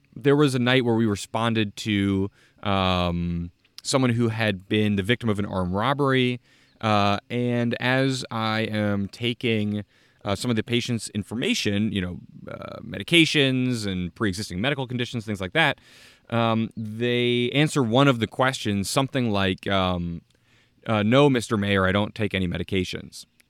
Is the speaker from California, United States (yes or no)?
no; South Orange, New Jersey, United States; I was elected as a non-party affiliated mayor of my hometown in New Jersey, South Orange